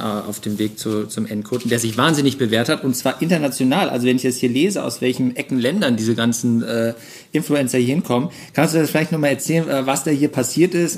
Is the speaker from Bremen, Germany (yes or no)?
no; Cologne, North Rhine-Westphalia, Germany; als Kölner